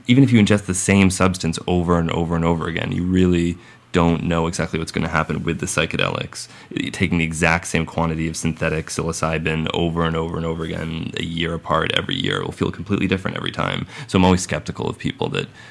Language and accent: English; Massachusetts, United States; I'm from Massachusetts